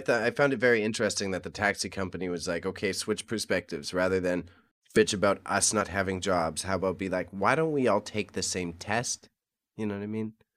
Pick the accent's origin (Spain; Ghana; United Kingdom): United Kingdom; Scotland; me as a Scotsman